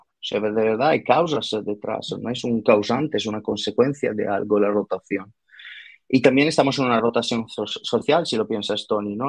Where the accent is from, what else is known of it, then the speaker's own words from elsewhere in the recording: Italy; accent: Italian; Spanish is a second language; moved away; soy italiano, por, por, eso ese raro acento